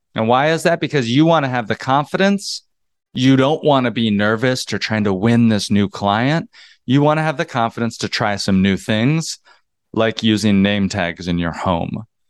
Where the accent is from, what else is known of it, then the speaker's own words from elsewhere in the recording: North Georgia, United States; moved away as an adult; also born or lived in North Carolina / New York City; I moved there from North Georgia. I grew up in the South.